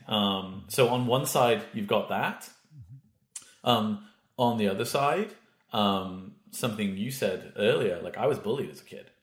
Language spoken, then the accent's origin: English; United Kingdom; now in Vancouver, Canada; I'm British